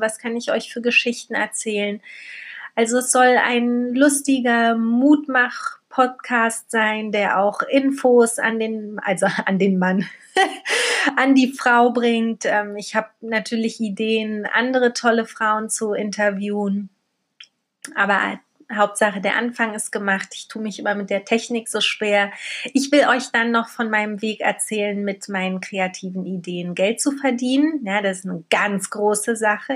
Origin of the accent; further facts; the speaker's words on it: Berlin, Germany; also born or lived in Poland; Ich ähm, wurde in Polen geboren, bin als Baby nach Berlin gekommen mit meinen Eltern, bin hier aufgewachsen